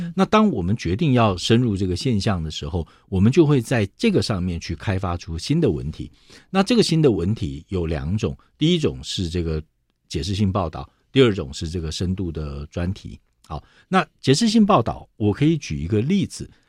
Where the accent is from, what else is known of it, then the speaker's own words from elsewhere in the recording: Taiwan; 作为一个台湾人